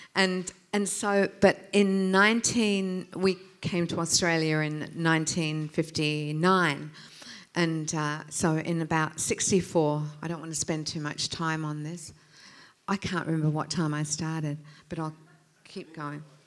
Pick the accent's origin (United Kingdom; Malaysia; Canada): United Kingdom; England; moved away; I was born in England. Mum was mum and dad were English